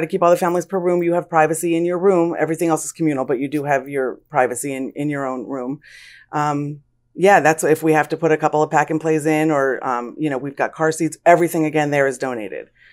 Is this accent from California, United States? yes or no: no; Lansdale, Pennsylvania, United States; I was born and raised in Lansdale